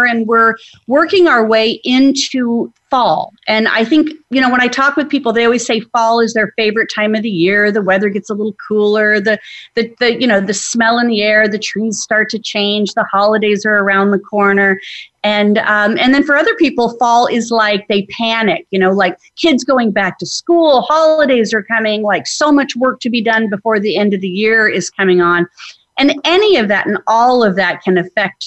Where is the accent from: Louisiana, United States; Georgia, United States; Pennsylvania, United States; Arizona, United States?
Arizona, United States; I grew up in Arizona